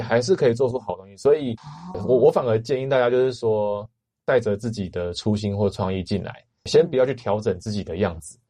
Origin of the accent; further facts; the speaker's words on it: Taiwan; 我们台湾的创作者